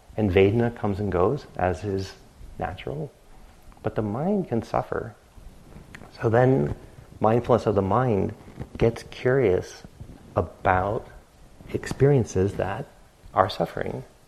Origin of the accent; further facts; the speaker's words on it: New England, United States; growing up in New England